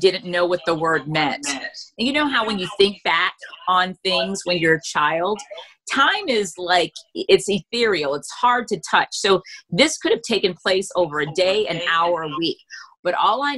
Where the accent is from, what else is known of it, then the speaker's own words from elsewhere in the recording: Freeport, Grand Bahama, Bahamas; moved away; also born or lived in United States / Europe; growing up in the Bahamas, I did not know I was Black.